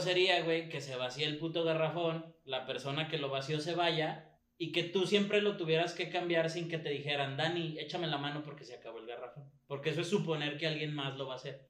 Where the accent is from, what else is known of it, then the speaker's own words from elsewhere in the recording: Mexico; estamos estigmatizados como mexicanos